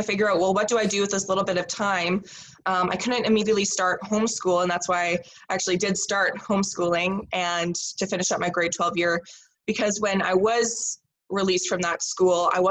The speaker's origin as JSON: {"language": "English", "town": "Saskatoon", "region": "Saskatchewan", "country": "Canada", "tie": "born or raised there", "also_born_or_lived": "Lloydminster, Saskatchewan", "said": "I did grow up in Saskatoon here in Saskatchewan"}